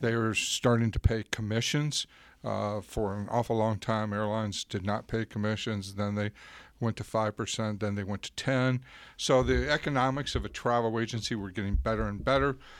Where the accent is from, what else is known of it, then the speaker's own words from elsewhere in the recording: Florida, United States; I grew up in Florida